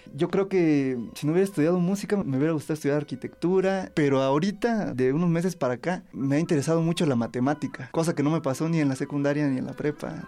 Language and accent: Spanish; Ocotlán de Morelos, Oaxaca, Mexico; Soy originario de Ocotlán de Morelos, Oaxaca, Nací el 8 de septiembre de 1991